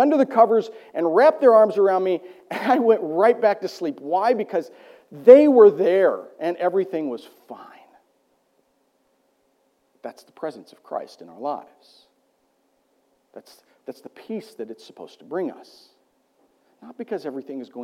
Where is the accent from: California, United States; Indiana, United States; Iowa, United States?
Iowa, United States; I grew up in Iowa